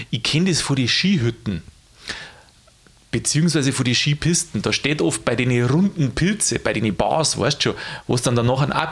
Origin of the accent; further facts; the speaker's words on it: Bavaria, Germany; ich bin ja doch in Niederbayern aufgewachsen und da hast du halt nur ein bisschen mehr Sprache auch.